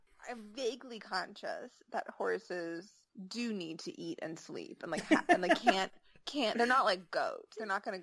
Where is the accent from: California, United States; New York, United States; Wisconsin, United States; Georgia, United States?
New York, United States; moved away; I'm from New York, but I haven't been back since 2004